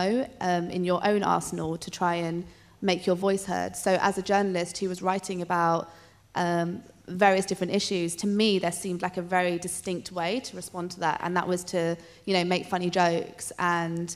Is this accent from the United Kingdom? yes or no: yes; United Kingdom; growing up in Britain, but is a woman of colour from Punjabi, India side